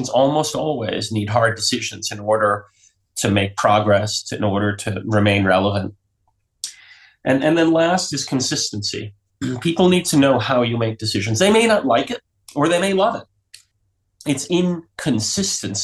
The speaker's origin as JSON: {"language": "English", "town": "New York City", "region": "New York", "country": "United States", "tie": "born or raised there", "also_born_or_lived": "southern Vermont", "moved": "yes", "lives_now": "Vermont, United States", "said": "I grew up in New York City, and now in the 60s and 70s, when it was kind of a crazy place. And now I live in southern Vermont"}